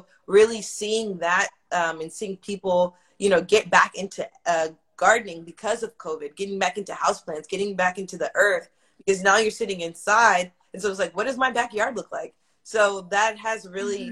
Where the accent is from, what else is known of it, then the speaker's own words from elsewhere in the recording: Pearland, Texas, United States; the same street that I live on now is the same street I grew up on in Pearland